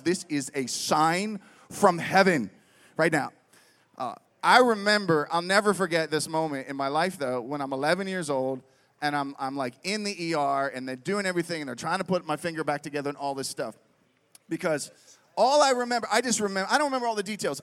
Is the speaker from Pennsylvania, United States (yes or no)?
yes; Pittsburgh, Pennsylvania, United States; moved away as an adult; also born or lived in Reading, Pennsylvania; I grew up in Pittsburgh